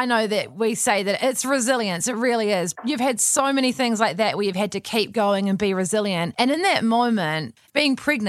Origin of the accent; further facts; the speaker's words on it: New Zealand; I think growing up in New Zealand, or a lot of people who listen from Australia as well, we go overseas.